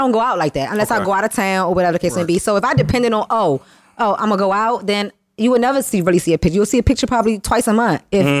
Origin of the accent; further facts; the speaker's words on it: District Heights, Maryland, United States; moved away as an adult; now in Washington, D.C., United States; I was born in D.C., moved to Maryland when I was about 4 or 5, raised in Maryland, and then I recently moved back to D.C. December.